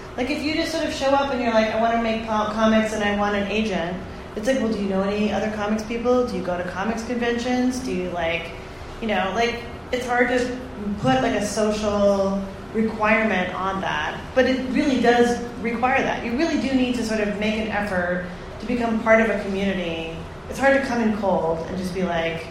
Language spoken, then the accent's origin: English; Toronto, Ontario, Canada; I grew up in Toronto